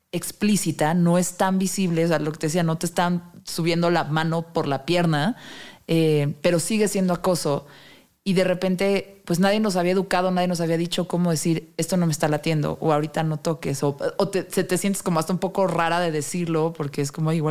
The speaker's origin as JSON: {"language": "Spanish", "region": "Mexico City", "country": "Mexico", "said": "Bueno, yo siendo chilanga."}